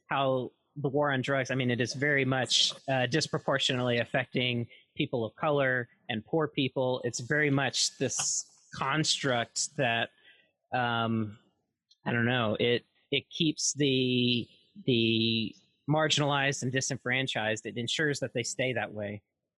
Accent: Mississippi, United States; moved away; I'm originally from Mississippi

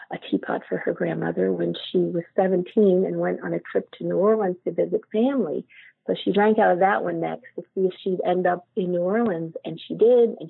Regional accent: Ireland; And I keep looking at the teapots and they, kind of saying, well, you know, I'm from Ireland

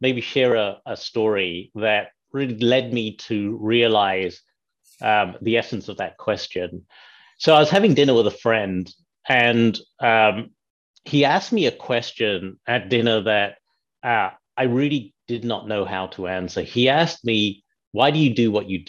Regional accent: United Kingdom; moved away as an adult; now in Chicago, United States; I was born and raised in the United Kingdom.

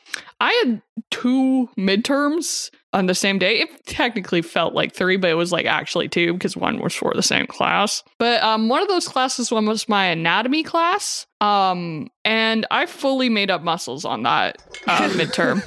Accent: Canada; I'm Canadian.

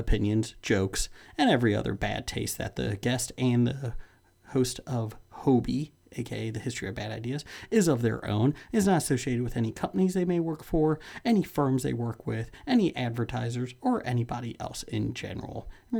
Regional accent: Ohio, United States; We're all from Ohio.

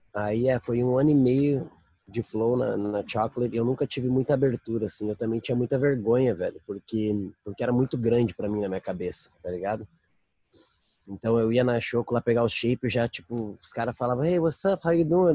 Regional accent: Brazil; moved away; crescendo no Brasil, andando no Brasil

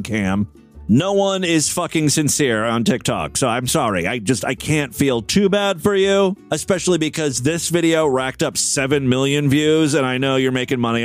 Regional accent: Ohio, United States; my home state

